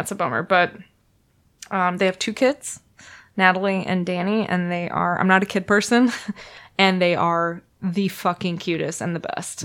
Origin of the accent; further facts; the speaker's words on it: Minnesota, United States; moved away as an adult; now in San Francisco Bay Area, United States; I'm from Minnesota